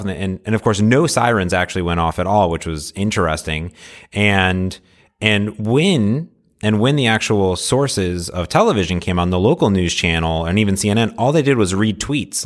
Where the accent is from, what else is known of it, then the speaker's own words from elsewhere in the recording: Seattle, Washington, United States; I'm from Seattle